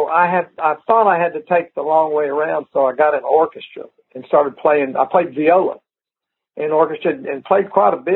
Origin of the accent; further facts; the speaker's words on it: Lubbock, Texas, United States; moved away; also born or lived in Nashville; I grew up in Lubbock